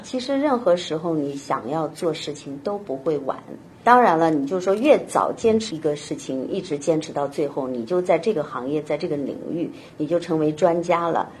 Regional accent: China; moved away as an adult; also born or lived in Beijing, China; now in United States; 因为我在那边土生土长，在北京呢也待了，那会儿也有个六七年了

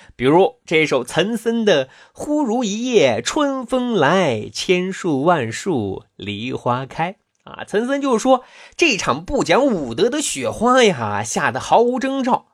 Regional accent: China; 我们中国人

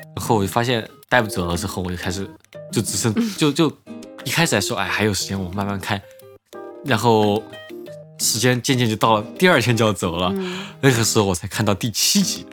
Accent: Chengdu, Sichuan, China; also born or lived in Bloomington, United States / California, United States / Beijing, China; now in Shanghai, China; 成都因为是从小在那儿长大

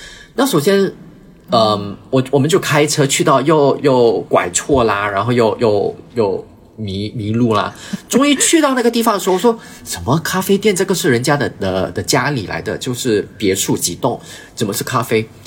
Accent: Brunei; moved away as an adult; also born or lived in Shanghai, China; now in Hong Kong; 那我是在文莱长大

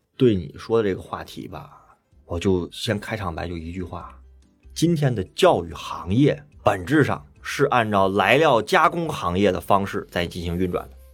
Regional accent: China; 我们中国人是教育

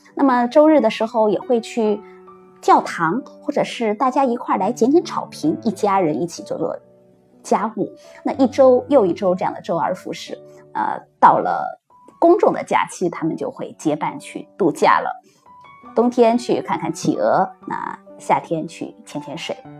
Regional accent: China; now in Australia; 我们中国人

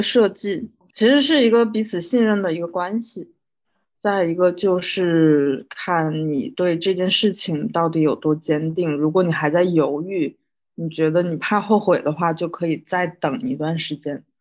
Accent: Northeast China, China; moved away; 我老家是东北的一个三线小，小城市

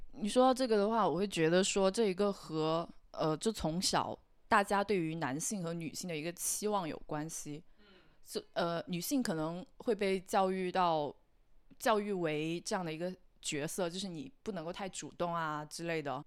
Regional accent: China; 整个我们中国的一个社会环境都是这个样子

